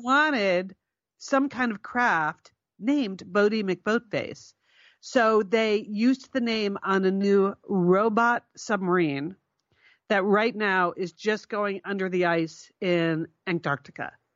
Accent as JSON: {"language": "English", "region": "Connecticut", "country": "United States", "said": "we're Connecticut, we're from Connecticut"}